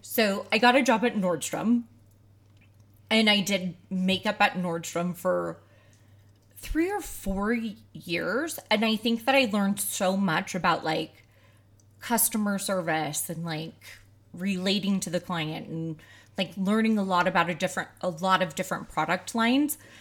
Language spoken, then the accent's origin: English; outside of Saint Louis, Missouri, United States; I grew up outside of Saint Louis, so it was really hot and humid